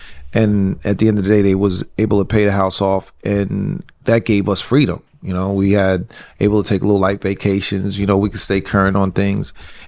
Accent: White Plains, New York, United States; we grew up here in White Plains in a 5-family house.

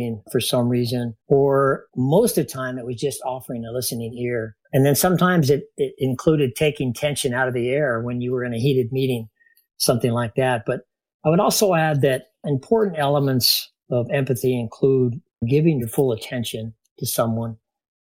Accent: Shelley, Idaho, United States; also born or lived in Bainbridge, Maryland; we ended up in a small town of Shelley, Idaho, believe it or not, where I grew up

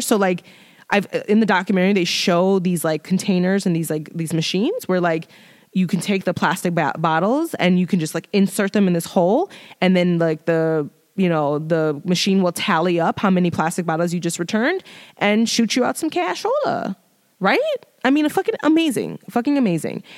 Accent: Chicago, Illinois, United States; I'm from Chicago

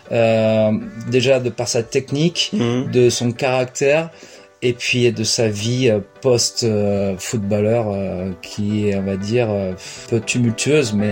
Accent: Lacanau, Nouvelle-Aquitaine, France; j'ai 40 ans. Je suis originaire de Lacano, je suis mm. moniteur de surf.

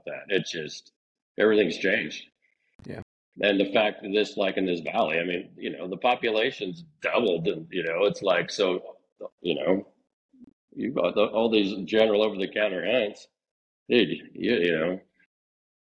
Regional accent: Hollister, California, United States; I grew up in Hollister. That's where I was born and raised.

